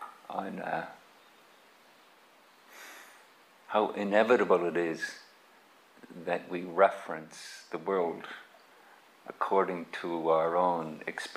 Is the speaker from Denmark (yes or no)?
no; Ireland; moved away as an adult; also born or lived in England; I grew up in Ireland. We went to England to look for work